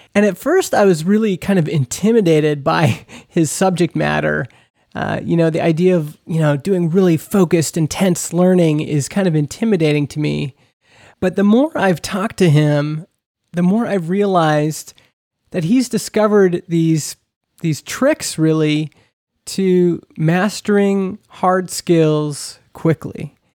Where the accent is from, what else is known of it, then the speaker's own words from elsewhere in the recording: Canada; we're both from Canada.